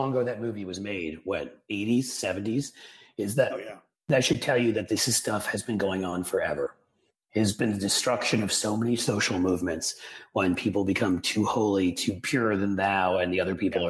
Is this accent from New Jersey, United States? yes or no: no; New York, United States; now in Cincinnati, United States; when I grew up in New York, it was different.